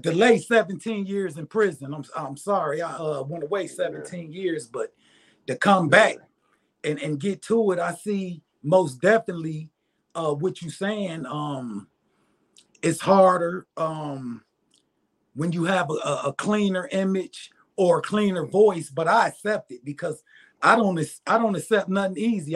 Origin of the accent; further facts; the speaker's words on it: Detroit, Michigan, United States; moved away as an adult; now in Arkansas, United States; born and raised in Detroit